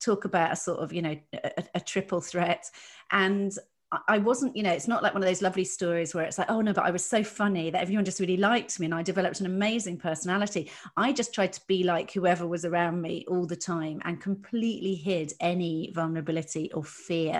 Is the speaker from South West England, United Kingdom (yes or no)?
yes; Dorset, South West England, United Kingdom; I grew up in Dorset